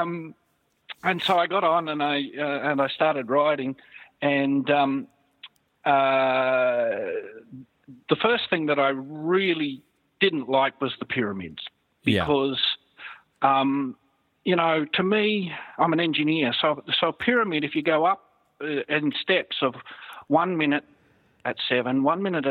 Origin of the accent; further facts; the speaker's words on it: Australia; being an Aussie